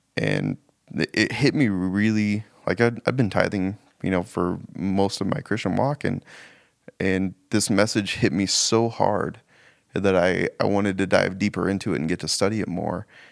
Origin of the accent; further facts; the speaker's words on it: Spokane, Washington, United States; now in Missoula, United States; I grew up in Spokane, but moved to Missoula in, uh, two thousand